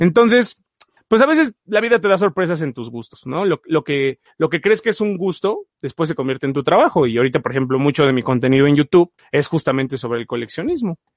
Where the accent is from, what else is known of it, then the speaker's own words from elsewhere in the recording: Puebla, Mexico; cada mes tenía que ir a Ciudad de Puebla y comprar, que era una hora de mi pueblo, y comprar su fascículo mensual.